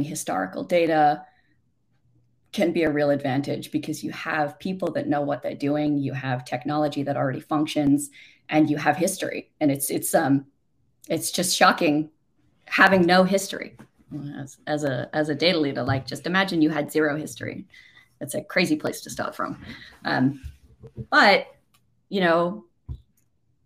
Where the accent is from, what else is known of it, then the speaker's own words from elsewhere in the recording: Australia; moved away; despite being Australian